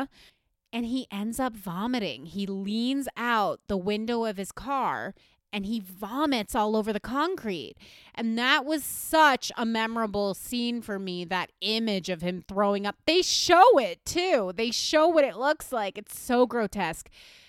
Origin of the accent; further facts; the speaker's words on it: West Virginia, United States; I grew up in West Virginia, currently the third fattest state in America.